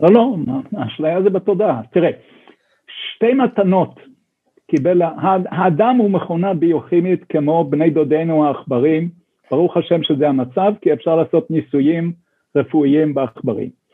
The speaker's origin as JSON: {"language": "Hebrew", "town": "Sde Eliyahu", "region": "Northern District", "country": "Israel", "tie": "born or raised there", "moved": "yes", "lives_now": "Jerusalem, Israel", "said": "אני גדלתי בשדה אליהו"}